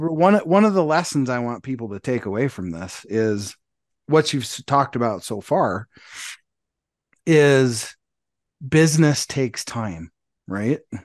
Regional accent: Montana, United States; I grew up in Montana

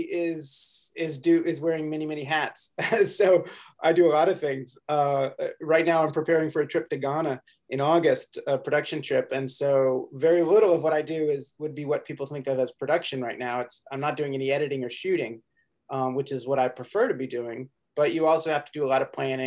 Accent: Chapel Hill, North Carolina, United States; also born or lived in Boone, North Carolina / Raleigh, North Carolina; growing up in Chapel Hill

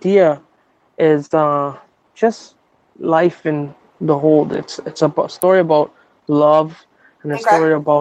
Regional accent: Toronto, Ontario, Canada; I'm from Toronto

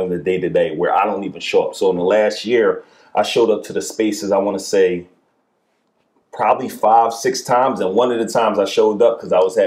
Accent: Philadelphia, Pennsylvania, United States; I'm from West Philly

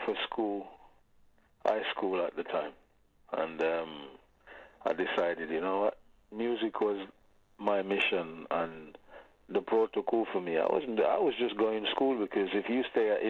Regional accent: Saint Thomas Parish, Jamaica; also born or lived in Kingston, Jamaica / England / Germany; now in United Kingdom; I was born in Kingston, lived in Kingston for the first 5 years. Then I was shipped off to St. Thomas, place called Spring Garden, where I went to live with my dad

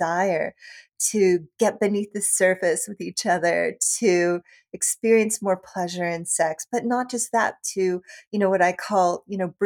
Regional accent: Tennessee, United States; I was a Methodist from Tennessee

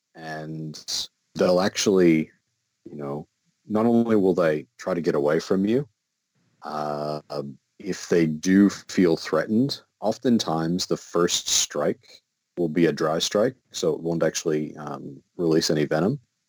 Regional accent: Midwest, United States; now in Australia; Growing up in the Midwest, we had rattlesnakes. And rattlesnakes were great because they'd warn you, right? You'd hear a rattle and you know, oh, crap, better stay away from that. We don't have that luxury down here. Where I live in the state of Victoria

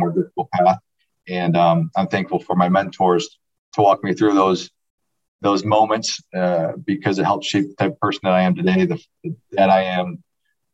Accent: Grand Rapids, Michigan, United States; I'm from the Grand Rapids area, west side of the state, and was recruited out of high school

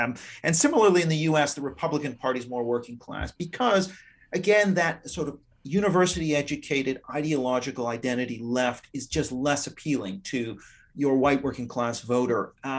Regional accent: Vancouver, British Columbia, Canada; also born or lived in Japan; I grew up, I'm Canadian. I grew up a lot abroad in Japan, for example.

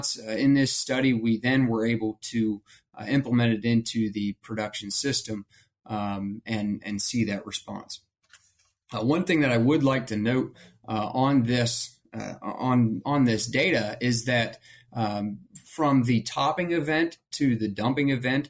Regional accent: Ohio, United States; moved away as an adult; also born or lived in Kansas; I'm originally from Ohio

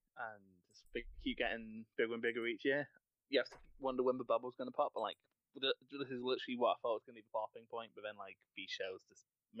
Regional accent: Scotland, United Kingdom; I'm actually Scottish.

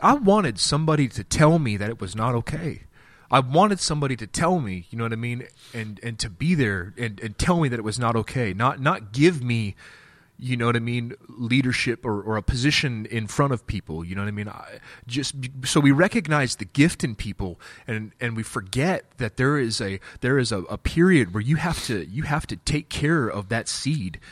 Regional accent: Wichita, Kansas, United States; I'm from Wichita, Kansas

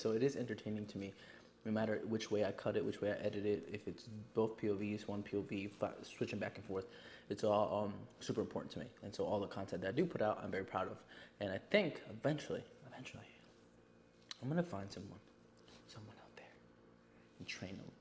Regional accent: Yonkers, New York, United States; I am from New York, but again, I am not a city boy. I live in Yonkers

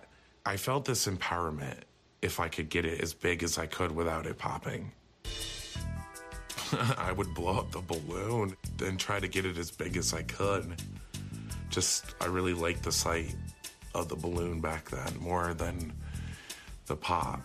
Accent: Rutland, Vermont, United States; I was born and raised in Rutland, Vermont. I've lived here for 25 years

